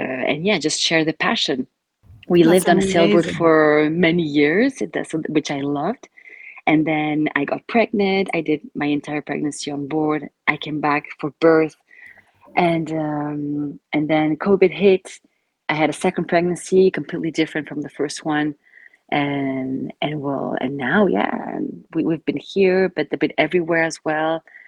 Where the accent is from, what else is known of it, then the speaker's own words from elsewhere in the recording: Argentina; now in Belgium; I'm from Argentina, but I've been living in Belgium for quite some years now, I think 10 years already, if not more.